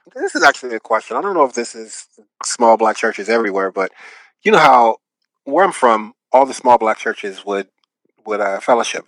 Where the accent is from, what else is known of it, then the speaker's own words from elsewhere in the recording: Seattle, Washington, United States; now in Los Angeles, United States; I'm from Seattle, Washington. That's that's home for me.